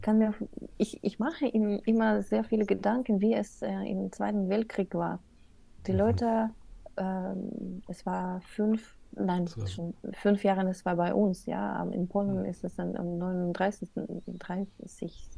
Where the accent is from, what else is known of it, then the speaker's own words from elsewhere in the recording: Odesa, Odesa Oblast, Ukraine; first language Russian; German is a second language; moved away as an adult; now in Germany; ich komme aus Odessa, wo Russisch wird meistens gesprochen.